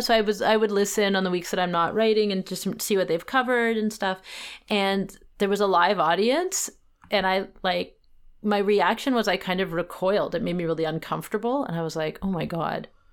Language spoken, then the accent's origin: English; Vancouver, British Columbia, Canada; moved away; it is my hometown